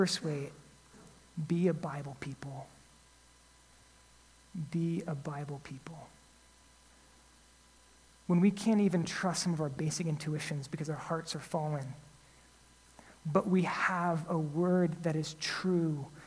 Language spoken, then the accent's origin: English; United States; as an American